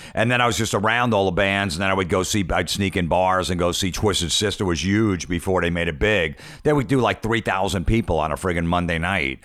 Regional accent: Old Bridge, New Jersey, United States; I grew up in Old Bridge, so it was one town over

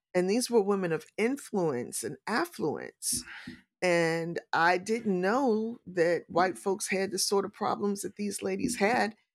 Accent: St. Louis, Missouri, United States; moved away as an adult; also born or lived in Valdosta, Georgia; So, I am a native Saint Louisan. I was born and raised in Saint Louis, Missouri

